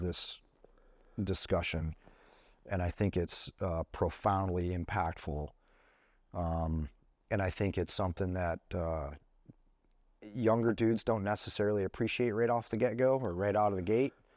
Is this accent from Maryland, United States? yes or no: no; Buffalo, New York, United States; moved away; I went back in December and visited my hometown